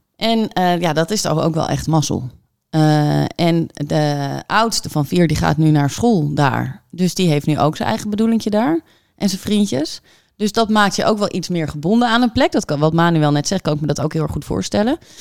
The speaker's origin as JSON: {"language": "Dutch", "town": "Hoofddorp", "region": "North Holland", "country": "Netherlands", "tie": "born or raised there", "also_born_or_lived": "Hilversum / Nistelrode", "moved": "as an adult", "lives_now": "Amsterdam, Netherlands", "said": "ik ben opgegroeid in Hoofddorp, geboren in Amsterdam."}